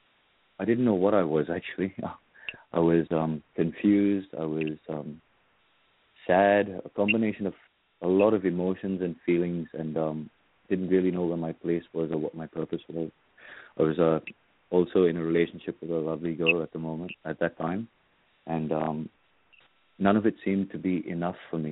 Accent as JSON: {"language": "English", "town": "Kolkata", "region": "West Bengal", "country": "India", "tie": "born or raised there", "moved": "yes", "lives_now": "Sydney, Australia", "said": "I grew up in India, in Calcutta"}